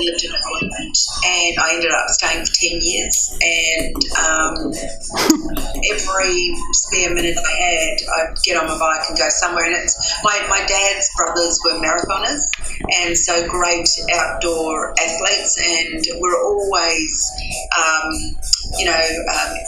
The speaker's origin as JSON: {"language": "English", "country": "New Zealand", "tie": "born or raised there", "moved": "yes", "lives_now": "Sydney, Australia", "said": "Growing up in New Zealand"}